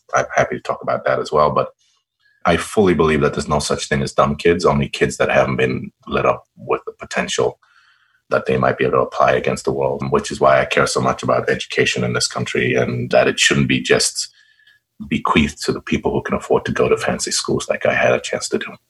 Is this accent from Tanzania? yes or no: yes; Tanzania; also born or lived in Trondheim, Norway; I'm a Tanzanian citizen.